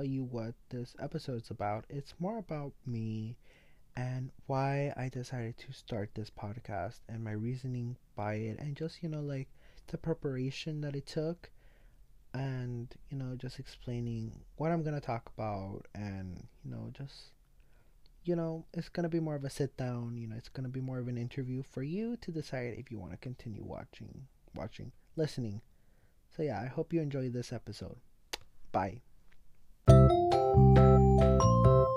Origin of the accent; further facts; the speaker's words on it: Los Angeles, California, United States; I am 16 years old and I am from East